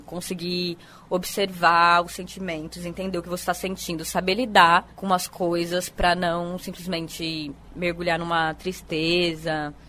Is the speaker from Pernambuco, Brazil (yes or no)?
no; São Paulo, Brazil; now in Paraíba, Brazil; Eu sou de São Paulo, capital